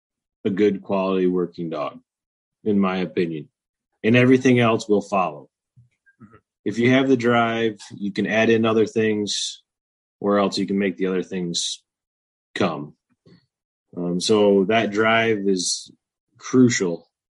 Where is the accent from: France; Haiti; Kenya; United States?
United States; Michigan; I'm from Michigan, up in the Thumb.